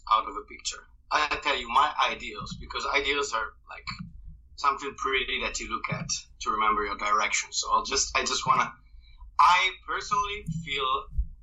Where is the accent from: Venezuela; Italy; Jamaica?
Italy; northern Italy; English is a second language; the area of Italy I grew up in is where all the fighting happened during World War II, during the Nazi occupation of the north of Italy